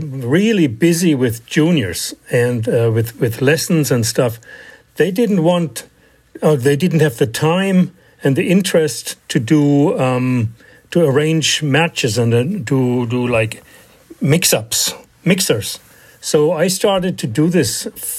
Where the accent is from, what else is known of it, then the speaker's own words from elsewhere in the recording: Germany; moved away as an adult; also born or lived in Philadelphia, Pennsylvania; now in United States; I immigrated to the United States from Germany.